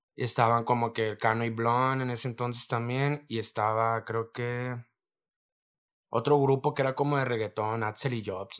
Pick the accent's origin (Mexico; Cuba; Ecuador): Mexico; Reynosa, Tamaulipas; donde yo vengo del Almaguer, de la colonia Almaguer, fraccionamiento Reynosa